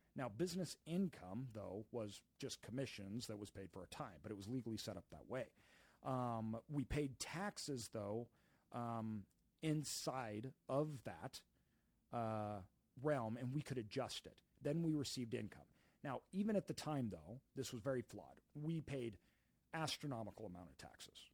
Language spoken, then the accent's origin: English; Idaho, United States; moved away as an adult; also born or lived in Brazil; we grew up in Idaho